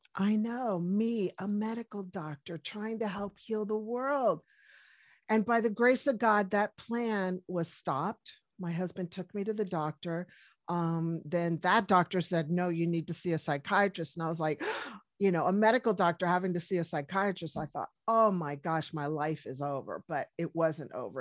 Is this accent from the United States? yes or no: yes; Washington, District of Columbia, United States; moved away as an adult; also born or lived in Colorado; now in New Zealand; originally from Washington, D C. I am American, but, uh, moved to New Zealand in two thousand